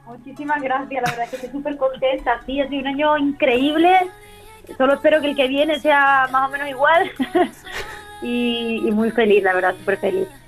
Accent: Málaga, Andalusia, Spain; los conciertos por mi tierra, por Málaga

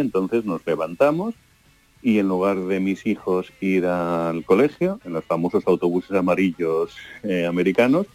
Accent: Seville, Andalusia, Spain; moved away as an adult; mi mujer es malagueña, yo soy sevillano

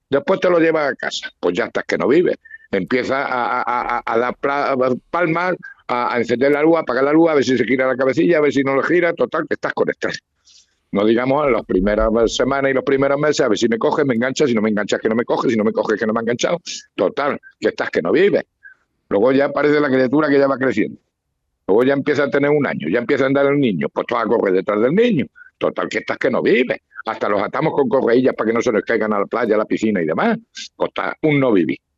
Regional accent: Castilla-La Mancha, Spain; Hombre, pero yo tengo, yo, hombre, yo soy manchego

